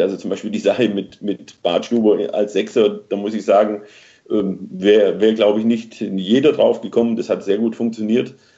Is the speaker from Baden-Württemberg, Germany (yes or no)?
yes; near Stuttgart, Baden-Württemberg, Germany; ich bin in, in, in der Nähe von Stuttgart groß geworden